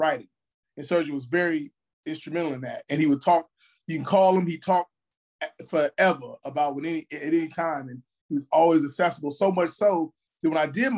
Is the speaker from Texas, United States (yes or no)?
no; Chicago, Illinois, United States; I'm from the South Side of Chicago, West Pullman. And growing up in Chicago